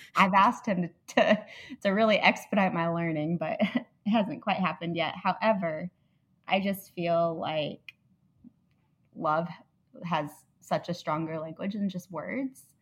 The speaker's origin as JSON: {"language": "English", "town": "Indianapolis", "region": "Indiana", "country": "United States", "also_born_or_lived": "Illinois", "said": "I'm from Indianapolis"}